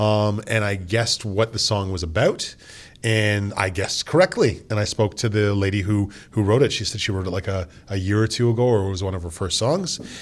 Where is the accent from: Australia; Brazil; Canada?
Canada; We are from Canada